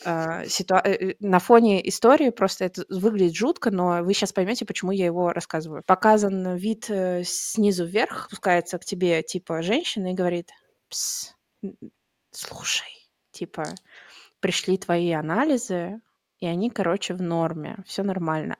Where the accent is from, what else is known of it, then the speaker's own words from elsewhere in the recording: Tatarstan, Russia; moved away; я сама из Татарстана